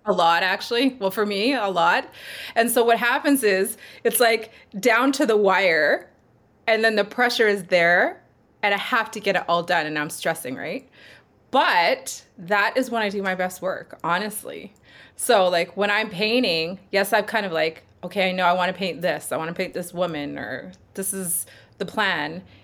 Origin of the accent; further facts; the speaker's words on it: Sherwood Park, Alberta, Canada; also born or lived in Edmonton; raised in Sherwood Park.